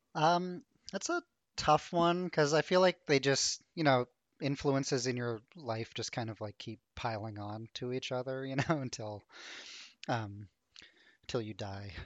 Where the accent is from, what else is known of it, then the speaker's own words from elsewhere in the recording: Ottawa, Ontario, Canada; now in Toronto, Canada; I grew up in Ottawa